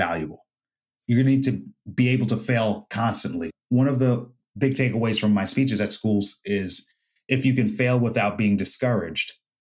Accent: United States; He came to my home country to fight me on my turf

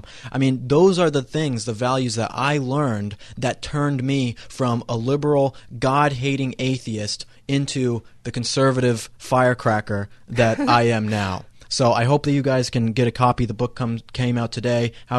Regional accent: Colorado, United States; I grew up in Colorado

